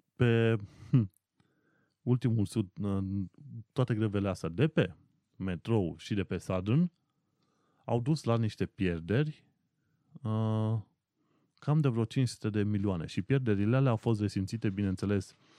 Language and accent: Romanian; Brașov, Brașov County, Romania; moved away as an adult; now in London, United Kingdom; Nu stau ca acasă în Brașov